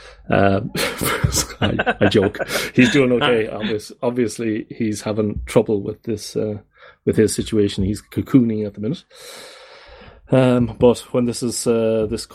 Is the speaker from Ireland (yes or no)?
yes; Ireland; I come from the Republic